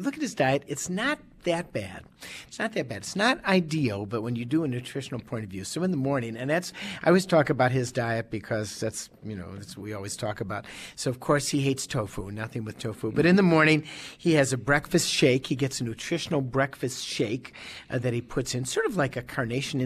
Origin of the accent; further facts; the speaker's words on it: Chicago, Illinois, United States; moved away as an adult; also born or lived in Madison, Wisconsin; now in Oregon, Wisconsin, United States; born and raised in Chicago